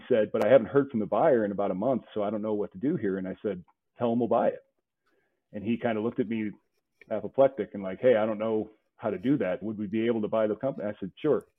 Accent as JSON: {"language": "English", "town": "St. Louis", "region": "Missouri", "country": "United States", "tie": "born or raised there", "said": "I grew up in St. Louis"}